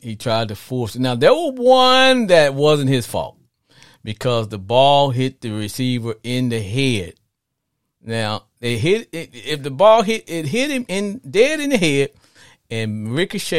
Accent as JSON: {"language": "English", "region": "Arkansas", "country": "United States", "tie": "born or raised there", "said": "I grew up in Arkansas"}